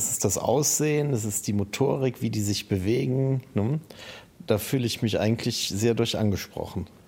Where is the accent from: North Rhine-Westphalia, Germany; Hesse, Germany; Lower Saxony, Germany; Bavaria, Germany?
North Rhine-Westphalia, Germany; Düsseldorf; born there; Naja, ich komme ja eigentlich gebürtig aus dem Rheinland, aus Düsseldorf.